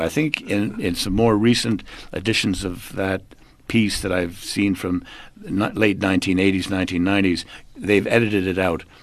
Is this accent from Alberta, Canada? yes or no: no; Montreal, Quebec, Canada; moved away as an adult; now in South Africa; born in Canada, Montreal, and, uh, brought up there, went to university there, and came out here in nineteen seventy-five